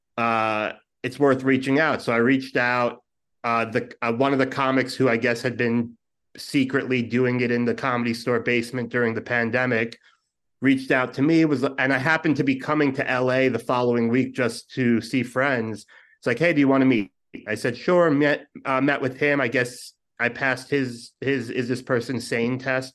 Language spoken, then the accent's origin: English; New York City, New York, United States; moved away as an adult; born and raised Brooklyn, and then, uh, two years ago, I took the dive and came to this, uh, cesspool